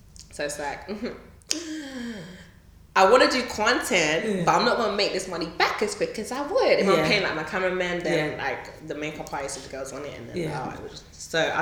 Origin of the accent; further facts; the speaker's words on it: London, United Kingdom; born in London, we're from London